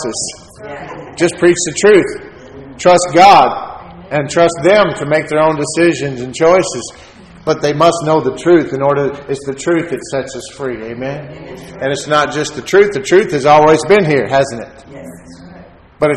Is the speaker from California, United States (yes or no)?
no; Texas, United States; I'm a Texan